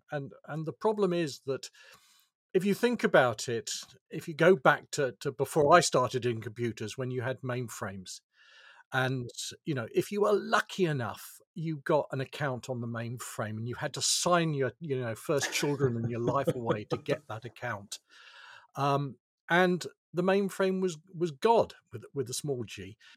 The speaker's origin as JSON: {"language": "English", "country": "United Kingdom", "tie": "born or raised there", "said": "I'm, I'm British, I have a British birth certificate."}